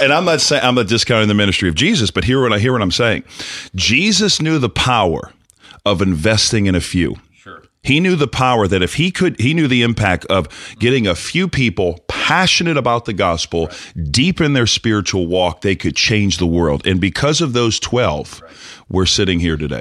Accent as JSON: {"language": "English", "town": "New Orleans", "region": "Louisiana", "country": "United States", "said": "I'm from New Orleans"}